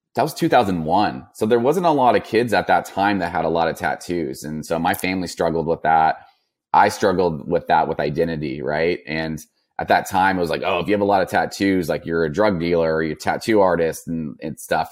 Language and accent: English; Napa, California, United States; born or raised there